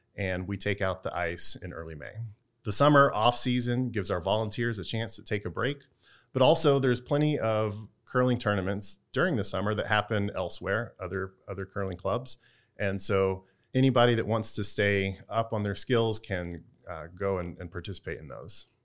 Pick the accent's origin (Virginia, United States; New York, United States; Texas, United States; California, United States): Texas, United States; now in Durham, United States; I'm from Texas